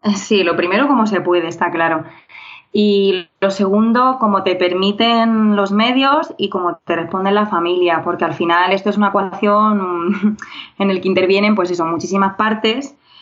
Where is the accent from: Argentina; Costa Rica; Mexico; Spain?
Spain; Region of Murcia; now in Madrid, Spain; soy murciana y madrileña adoptiva